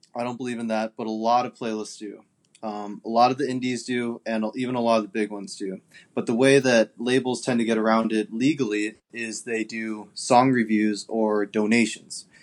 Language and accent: English; Japan; now in Arizona, United States; I'm from Japan originally, but I'm living in Arizona right now.